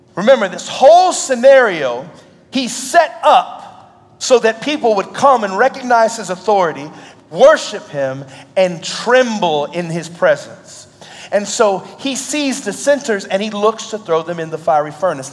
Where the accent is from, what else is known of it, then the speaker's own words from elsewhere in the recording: Indianapolis, Indiana, United States; I'm actually from Indianapolis, Indiana. I grew up there